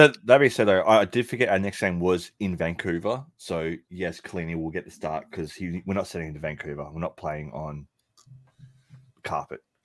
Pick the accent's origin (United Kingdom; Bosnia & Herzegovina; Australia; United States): Australia; Melbourne, Victoria; in Melbourne, Australia, my hometown